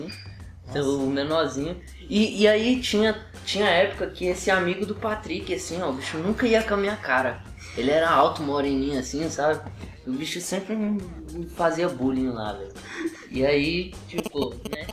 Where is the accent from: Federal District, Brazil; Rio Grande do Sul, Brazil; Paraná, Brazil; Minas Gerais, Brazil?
Federal District, Brazil; Riacho; sou do Riacho